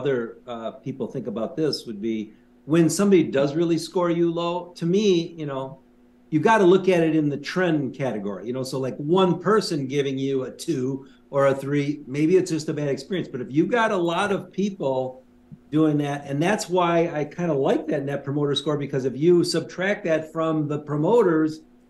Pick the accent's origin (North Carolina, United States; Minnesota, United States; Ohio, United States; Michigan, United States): Minnesota, United States; Minneapolis; Amy, didn't you and I say we're from Minneapolis?